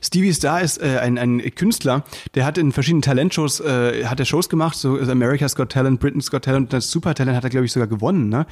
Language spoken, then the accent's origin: German; Müllheim, Baden-Württemberg, Germany; moved away; bei uns in Müllheim